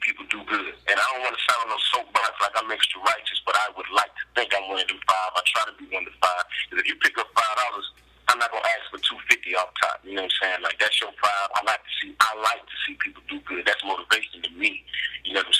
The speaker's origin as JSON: {"language": "English", "town": "Gulfport", "region": "Mississippi", "country": "United States", "said": "I'm from Mississippi."}